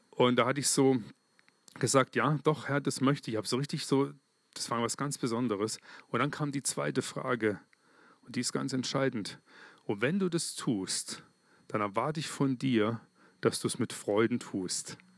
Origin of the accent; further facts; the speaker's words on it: Germany; Als Deutscher, und ich nehme jetzt mal die Schweizer mit rein, ich bin jetzt auch Schweizer, gell, gerade. Ich und Deutscher, ich möchte mich bedanken bei euch